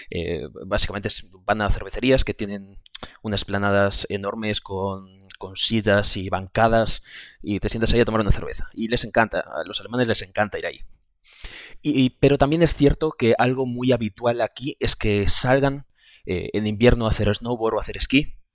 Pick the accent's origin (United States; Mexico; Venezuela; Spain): Spain; Galicia; yo, como ya he comentado, vengo de Galicia y el transporte público es malísimo, pero malísimo, malísimo.